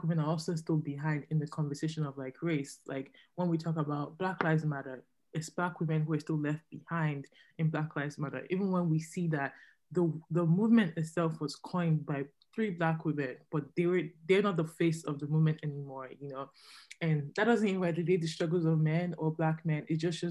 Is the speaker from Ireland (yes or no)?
no; Nigeria; now in Canada; as a Nigerian woman